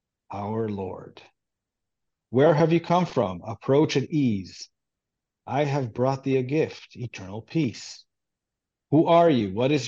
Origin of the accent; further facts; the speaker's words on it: Israel; first language Hebrew; English is a second language; And I grew up in Israel and I grew up Jewish and I speak Hebrew. That's my native language.